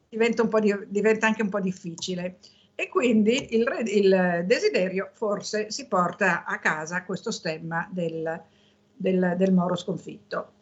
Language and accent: Italian; Milan, Lombardy, Italy